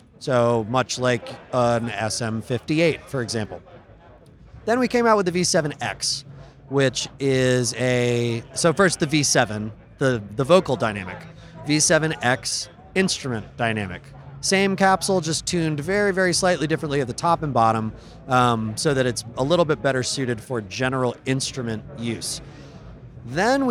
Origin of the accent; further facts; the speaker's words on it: upstate New York, United States; now in Los Angeles, United States; I'm from the Northeast. I used to live in New York, in upstate New York, so it's cold up there